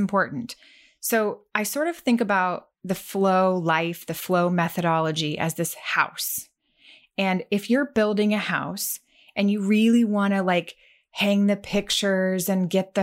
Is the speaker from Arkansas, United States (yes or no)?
yes; Arkansas, United States; I grew up in Arkansas